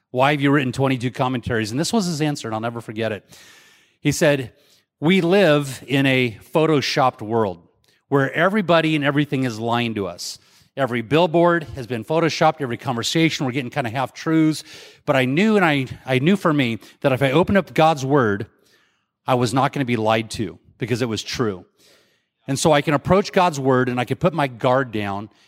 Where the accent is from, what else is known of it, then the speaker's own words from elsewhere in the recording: Mesa, Arizona, United States; I'm from Mesa, Arizona.